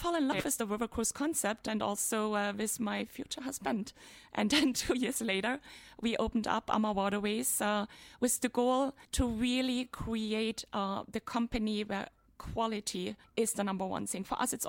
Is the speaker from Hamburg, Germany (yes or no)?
no; Dresden, Saxony, Germany; born there; English is a second language; So I was born in Dresden in the former Eastern Germany.